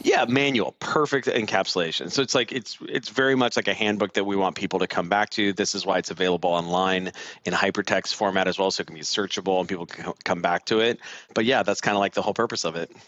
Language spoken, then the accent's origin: English; Southern California, United States; accent: Southern California; I'm from I'm from Southern California